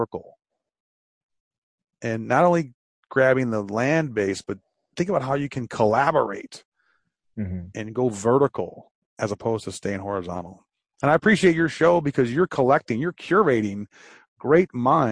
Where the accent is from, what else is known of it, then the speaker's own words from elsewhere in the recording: Detroit, Michigan, United States; I'm from Detroit, and we had the Renaissance Center